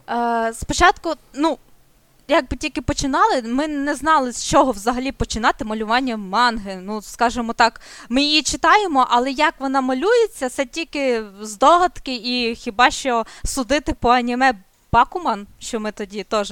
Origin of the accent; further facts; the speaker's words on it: Chernivtsi, Chernivtsi Oblast, Ukraine; я з Чернівців